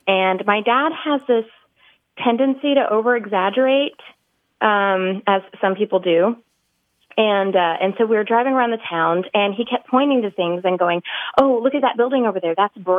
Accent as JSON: {"language": "English", "region": "Texas", "country": "United States", "said": "I'm from Texas."}